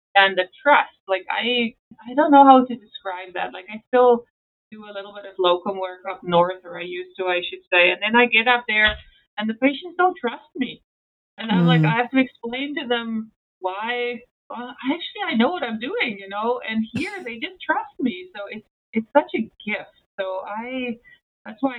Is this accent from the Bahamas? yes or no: no; South Africa; moved away; I grew up in South Africa